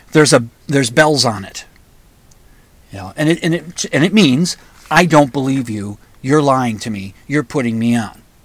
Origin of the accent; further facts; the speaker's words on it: United States; being an American